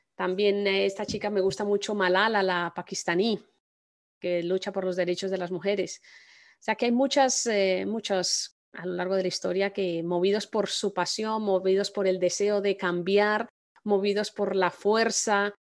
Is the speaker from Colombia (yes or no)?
yes; Colombia; yo soy colombiana